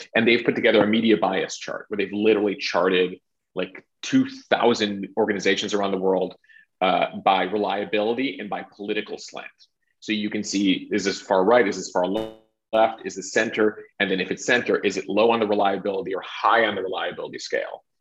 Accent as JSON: {"language": "English", "town": "Chicago", "region": "Illinois", "country": "United States", "tie": "born or raised there", "said": "I grew up in Chicago"}